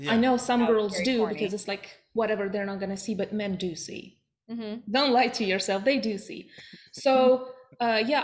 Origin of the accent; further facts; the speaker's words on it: Russia; now in United States; I'm originally from Russia.